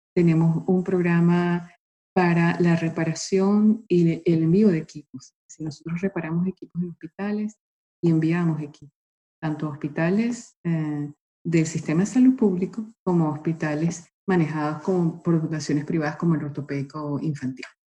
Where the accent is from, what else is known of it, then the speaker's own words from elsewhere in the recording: Venezuela; moved away; also born or lived in Italy; yo nací en Italia, pero a los tres meses mis padres me llevaron a Venezuela